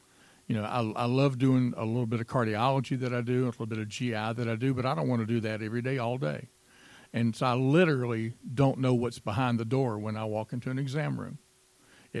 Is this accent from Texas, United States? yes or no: no; Greenville, South Carolina, United States; moved away as an adult; also born or lived in Gwinnett County, Georgia; I grew up in Greenville, South Carolina.